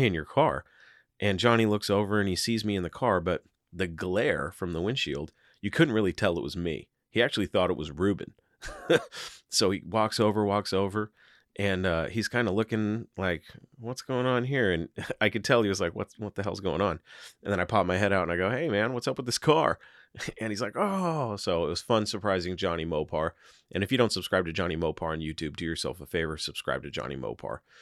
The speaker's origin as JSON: {"language": "English", "town": "Seattle", "region": "Washington", "country": "United States", "said": "I'm from Seattle"}